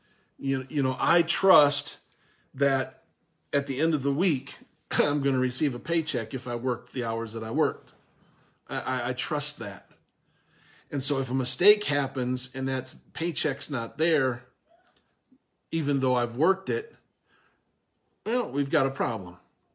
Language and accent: English; Minnesota, United States; And now, where I was raised in Minnesota here, and the way my dad taught me to swim is probably not the way that I taught Owen to swim